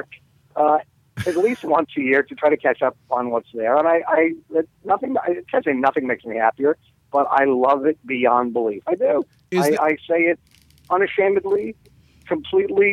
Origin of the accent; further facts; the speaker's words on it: Montreal, Quebec, Canada; I'm from Montreal.